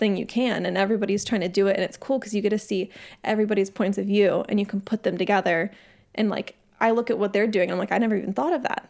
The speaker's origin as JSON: {"language": "English", "town": "San Diego", "region": "California", "country": "United States", "tie": "born or raised there", "said": "I grew up in San Diego"}